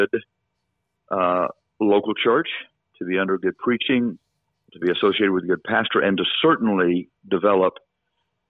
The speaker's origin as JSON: {"language": "English", "town": "Victoria", "region": "Texas", "country": "United States", "tie": "born or raised there", "also_born_or_lived": "San Antonio, Texas / Corpus Christi, Texas", "said": "I was born in a city called Victoria, Texas, and I was born into a Catholic family"}